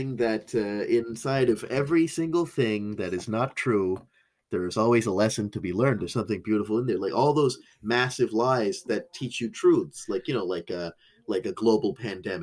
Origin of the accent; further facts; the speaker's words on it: Cornwall, Ontario, Canada; now in Montreal, Canada; I grew up in Cornwall, Ontario with a bunch of white kids